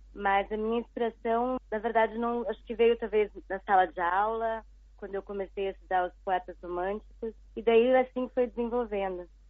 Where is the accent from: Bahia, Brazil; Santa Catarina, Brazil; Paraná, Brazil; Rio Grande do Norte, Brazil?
Paraná, Brazil; Curitiba; also born or lived in Rio de Janeiro / São Paulo / United States; now in Xiamen, China; eu sou de Curitiba, mas uh, já há muito tempo que eu não moro lá